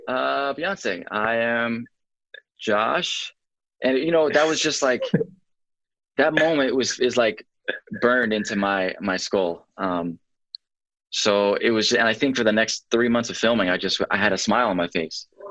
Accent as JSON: {"language": "English", "town": "Atlanta", "region": "Georgia", "country": "United States", "tie": "born or raised there", "said": "Born and raised in Atlanta"}